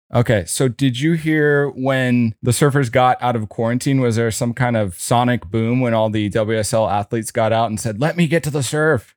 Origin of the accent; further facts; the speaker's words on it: San Diego, California, United States; Audrey and I grew up together in La Jolla